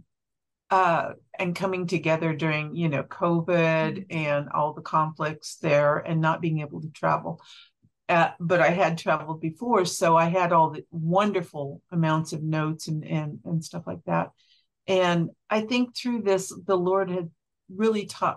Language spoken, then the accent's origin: English; Kansas, United States; moved away as an adult; now in Montana, United States; we were born and raised in Kansas